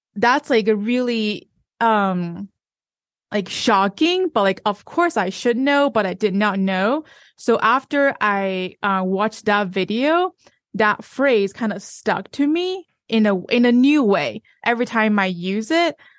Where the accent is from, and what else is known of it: China; moved away